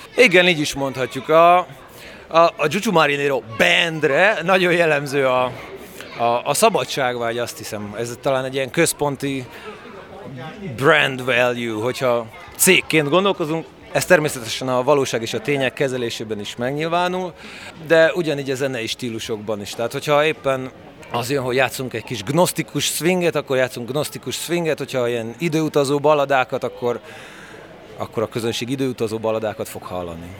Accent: Oradea, Bihor County, Romania; Erdélyben születtem legutoljára, nagyváradi születésű vagyok.

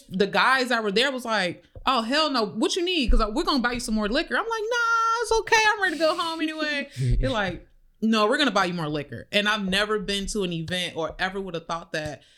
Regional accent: Chicago, Illinois, United States; moved away as an adult; also born or lived in Atlanta; now in Florida, United States; I'm from the South Side

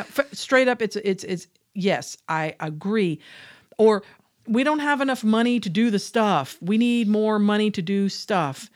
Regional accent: Georgia, United States; I come from Georgia.

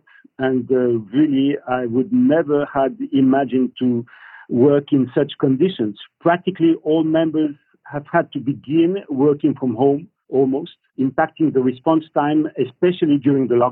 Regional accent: France; I'm French, from France

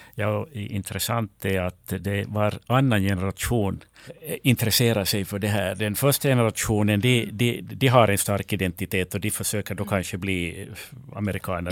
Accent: Finland; Här i Finland

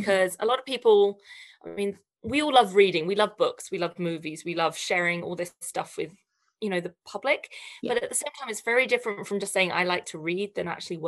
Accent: Canada; we are celebrating Canadian authors, illustrators, and storytellers right across our amazing country.

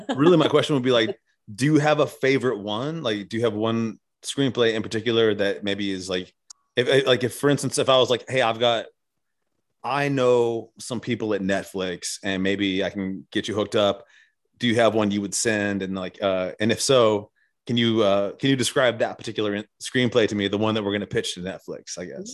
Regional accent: the South, United States; I'm from the South

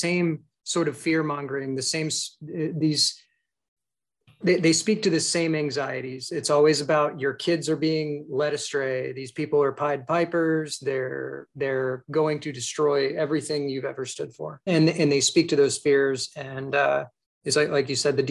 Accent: South Carolina, United States; I grew up in South Carolina in a holiness church.

